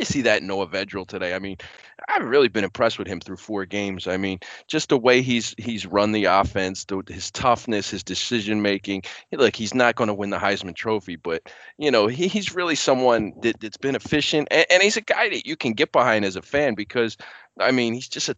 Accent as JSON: {"language": "English", "town": "Philadelphia", "region": "Pennsylvania", "country": "United States", "tie": "born or raised there", "said": "I grew up in Philly"}